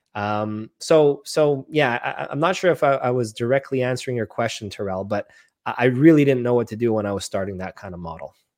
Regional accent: Montreal, Quebec, Canada; born and raised in Montreal, Canada

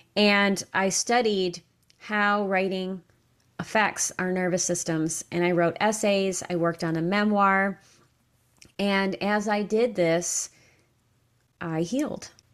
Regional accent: upstate New York, United States; moved away as an adult; also born or lived in Kentucky; I left my hometown in upstate New York, and I moved to Kentucky

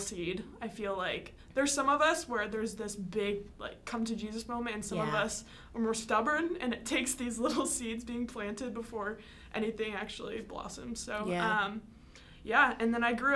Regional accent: Iowa, United States; I am from Iowa

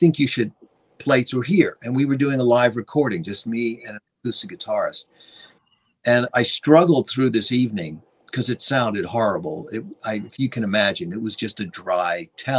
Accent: Long Island, New York, United States; when I was a young teenager growing up on Long Island

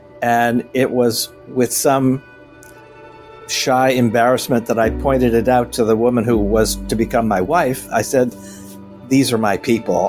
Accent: Riverside, Connecticut, United States; born or raised there

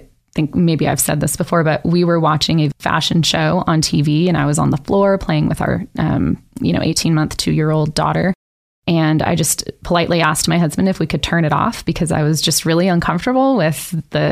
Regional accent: California, United States; moved away as an adult; also born or lived in Nevada; I was raised in California and moved around, went to three high schools in 4 years and all over California, and then finally settled in Nevada

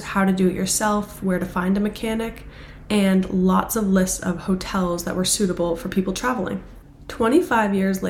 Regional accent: Boston, Massachusetts, United States; I'm from Boston

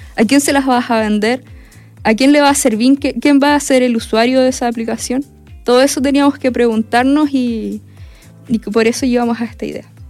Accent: Perquenco, Araucanía, Chile; nosotras somos vecinas, nosotras somos de Perquenco.

